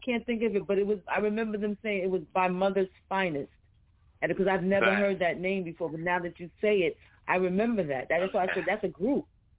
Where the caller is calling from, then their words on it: New York City, New York, United States; I'm calling from Jamaica, Queens, New York.